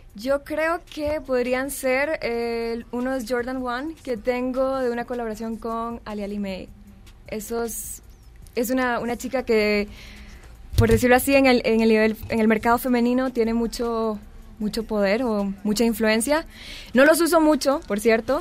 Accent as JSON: {"language": "Spanish", "country": "Costa Rica", "said": "Lorenz y yo somos de Costa Rica, decimos siempre tenis"}